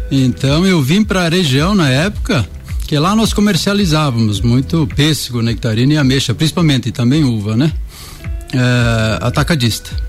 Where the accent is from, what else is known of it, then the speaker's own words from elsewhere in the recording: Pinheiro Preto, Santa Catarina, Brazil; moved away; also born or lived in Concórdia; eu sou de Pinheiro Preto.